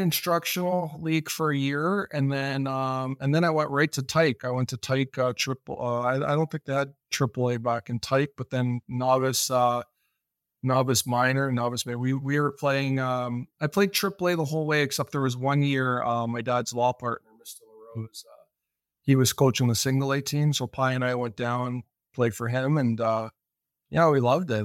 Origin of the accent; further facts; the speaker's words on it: Welland, Ontario, Canada; also born or lived in Bahamas; I grew up in Walland, Ontario